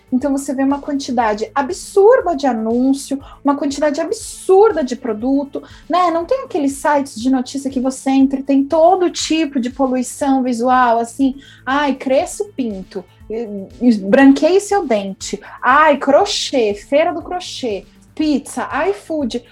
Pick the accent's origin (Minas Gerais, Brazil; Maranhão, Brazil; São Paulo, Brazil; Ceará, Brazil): São Paulo, Brazil; Eu sou paulistana, eu não vivo na praia